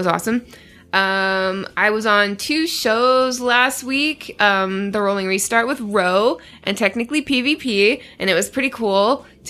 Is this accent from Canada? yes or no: yes; Canada; I'm Canadian.